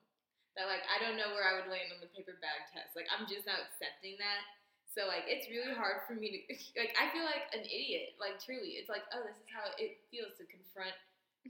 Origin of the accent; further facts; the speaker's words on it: Texas, United States; I'm from here, from Texas.